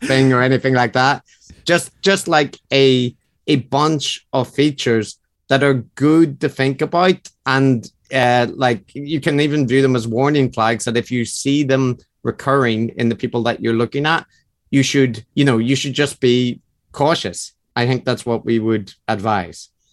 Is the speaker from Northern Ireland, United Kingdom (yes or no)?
yes; Northern Ireland, United Kingdom; accent: Northern Irish; now in Japan; I'm originally from Northern Ireland. I'm currently living in Japan.